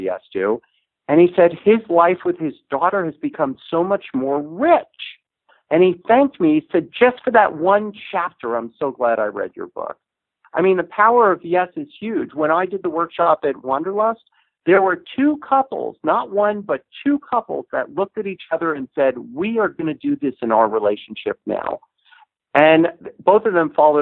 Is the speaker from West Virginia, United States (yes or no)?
no; Los Angeles, California, United States; I said, Los Angeles